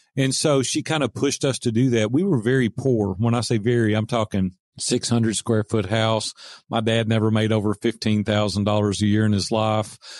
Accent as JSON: {"language": "English", "region": "the South", "country": "United States", "accent": "Southern", "said": "my Southern accent"}